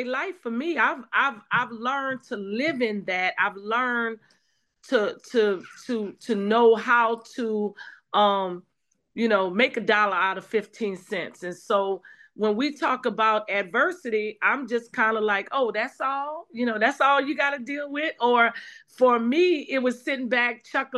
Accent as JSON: {"language": "English", "town": "New Orleans", "region": "Louisiana", "country": "United States", "tie": "born or raised there", "moved": "yes", "said": "I'm from the South too, and so I'm from New Orleans. And so while I wasn't in New Orleans at the time of Hurricane Katrina, all of my family was"}